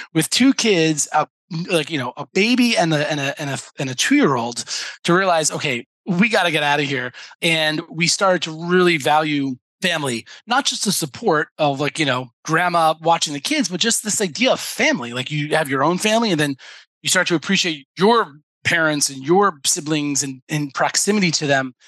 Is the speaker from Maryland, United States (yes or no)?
no; New York, United States; moved away as an adult; now in Israel; I'm I'm from New York. My family's in New York